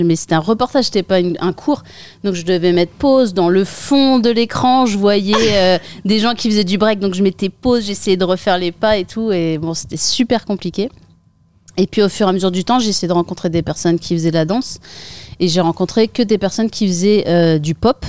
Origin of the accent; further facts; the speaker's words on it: Saint-Quentin, Hauts-de-France, France; j'ai grandi en Picardie. Euh, dans, une ville qui s'appelle Saint-Quentin